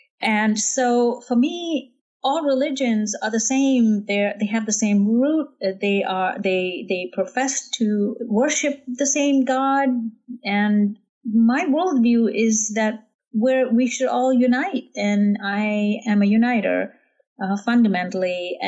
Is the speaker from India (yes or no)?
yes; Jammu and Kashmir, India; And I grew up in Kashmir in the foothills of the Himalayas.